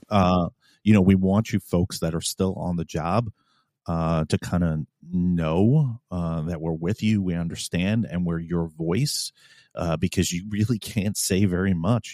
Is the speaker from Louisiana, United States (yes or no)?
no; New York City, New York, United States; moved away as an adult; now in Virginia, United States; I was originally from New York City